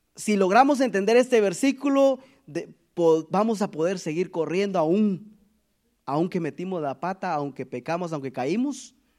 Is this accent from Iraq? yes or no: no; Guatemala; moved away; de donde yo, de donde nosotros venimos de Guatemala